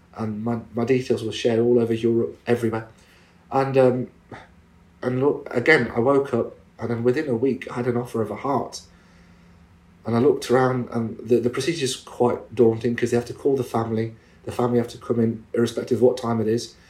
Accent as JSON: {"language": "English", "region": "England", "country": "United Kingdom", "tie": "born or raised there", "said": "me being a British Muslim Asian, I was born and bred in this country"}